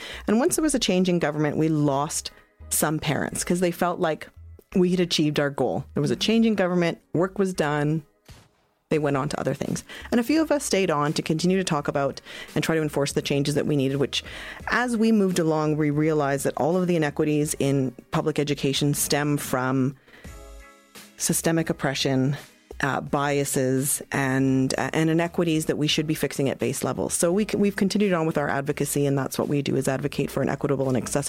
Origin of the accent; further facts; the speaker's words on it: Ontario, Canada; born there; I am of Chilean descent. So everyone in my family was born in Chile, but I was born here in Canada, out in Ontario.